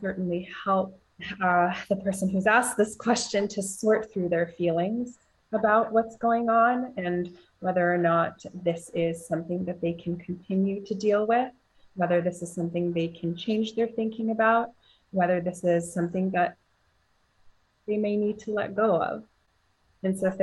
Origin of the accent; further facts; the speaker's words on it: Luhansk, Luhansk Oblast, Ukraine; moved away; I was born in Lugansk, Ukraine. It's in the eastern part of Ukraine that's now run by separatists.